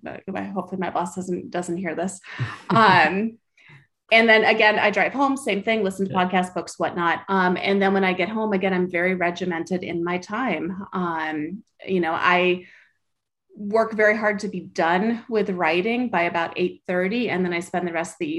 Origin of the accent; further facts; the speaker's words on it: Sacramento, California, United States; now in Southern California, United States; I grew up in Sacramento, even though I live in Southern California now